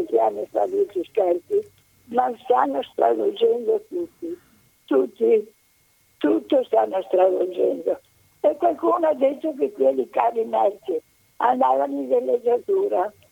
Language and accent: Italian; Venice, Veneto, Italy; io sono nata a Venezia. E siccome ero una ragazzina